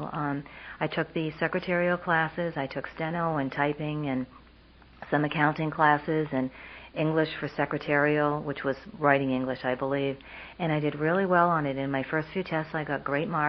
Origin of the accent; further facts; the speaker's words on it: Vermont, United States; moved away as an adult; I grew up in Vermont.